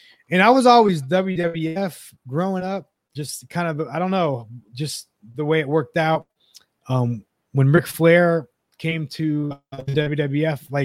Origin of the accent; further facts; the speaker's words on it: Youngstown, Ohio, United States; I'm from Youngstown, Ohio, grew up. Cleveland's the main city. Grew up Cleveland sports